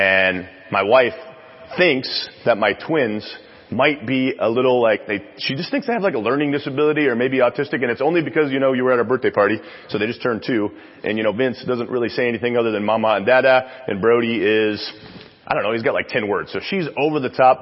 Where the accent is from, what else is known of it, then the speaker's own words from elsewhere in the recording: Chicago, Illinois, United States; now in San Antonio, United States; I was raised in Chicago, so I got that fast thing going on